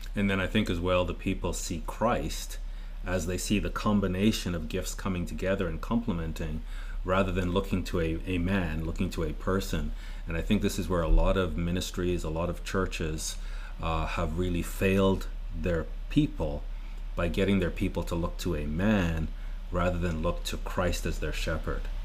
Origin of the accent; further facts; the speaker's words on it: Canada; Murray and I are Canadian